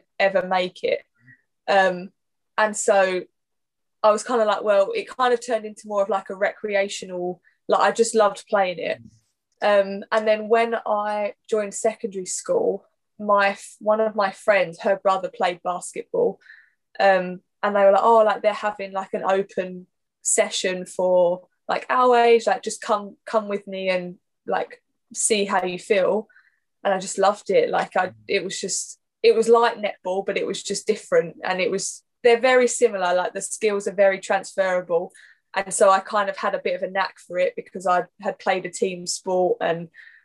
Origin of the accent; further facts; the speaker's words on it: Essex, East of England, United Kingdom; I'm from Essex, born and bred, barely left the place. Yeah, I've literally been here my whole life